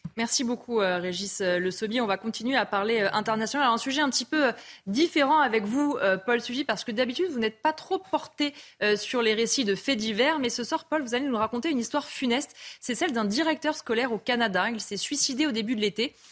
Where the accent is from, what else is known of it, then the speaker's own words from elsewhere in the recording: France; chez nous en France